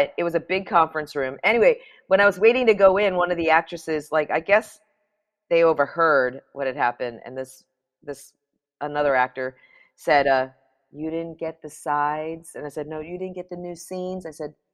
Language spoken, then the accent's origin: English; New York City, New York, United States; I grew up in New York City